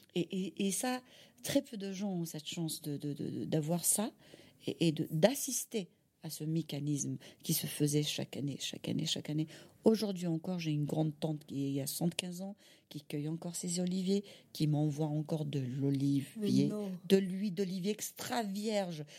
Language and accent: French; Algiers, Algiers Province, Algeria; French is a second language; also born or lived in Kabylie; now in France; je suis née à Alger